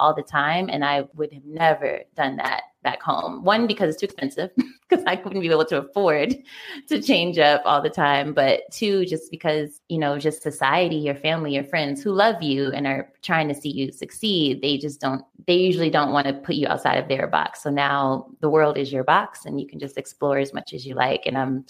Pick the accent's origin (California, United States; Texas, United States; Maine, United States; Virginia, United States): Virginia, United States; Richmond; Yeah. I'm from Richmond, Virginia.